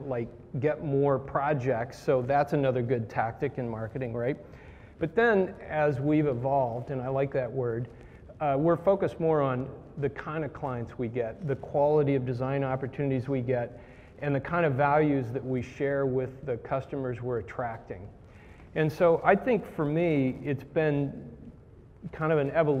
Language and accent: English; Indiana, United States; moved away; I grew up in Indiana in a cornfield